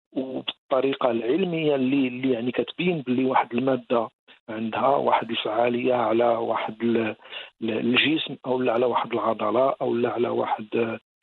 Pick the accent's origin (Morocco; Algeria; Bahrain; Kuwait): Morocco; عندنا في المغرب